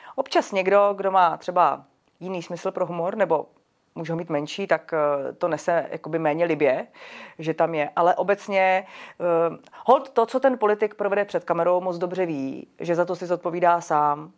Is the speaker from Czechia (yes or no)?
yes; Czechia; jací jsme my Češi